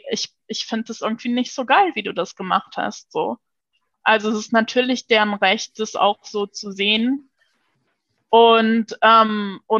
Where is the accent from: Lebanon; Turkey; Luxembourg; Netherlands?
Luxembourg; first language Luxembourgish; German is a second language; Ich äh, bin ja in Luxemburg geboren und aufgewachsen auch. Und, äh, und in Luxemburg äh, wächst man halt multilingual auf.